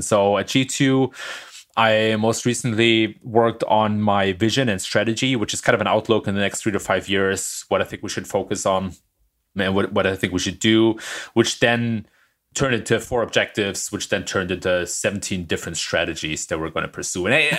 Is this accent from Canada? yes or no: no; Germany; moved away as an adult; now in California, United States; Don't ask the German.